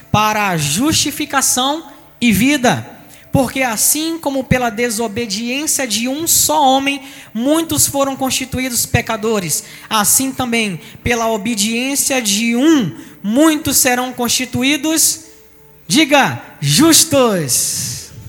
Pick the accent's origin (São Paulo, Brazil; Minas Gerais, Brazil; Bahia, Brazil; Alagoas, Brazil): Bahia, Brazil; Salvador; now in Rio de Janeiro, Brazil; eu sou de Salvador, então eu sou solteropolitano e nós viemos para o Rio de Janeiro. A história da gente mudou completamente e tivemos filhos aqui no Rio de Janeiro.